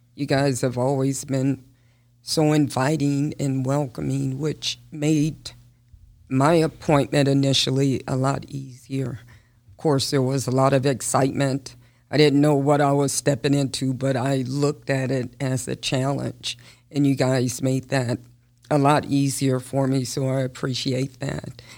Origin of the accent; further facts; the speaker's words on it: Las Vegas, Nevada, United States; I was born and raised here in Las Vegas